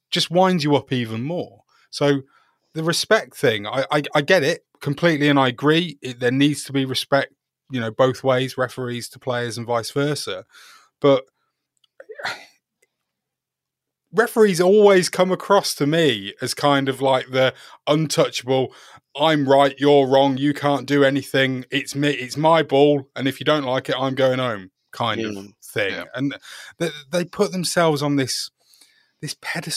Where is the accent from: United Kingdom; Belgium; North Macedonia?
United Kingdom; England; as an Englishman